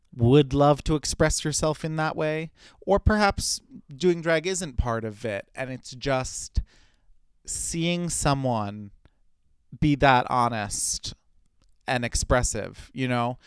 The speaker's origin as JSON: {"language": "English", "town": "New York City", "region": "New York", "country": "United States", "said": "as a New Yorker, I'm a walker"}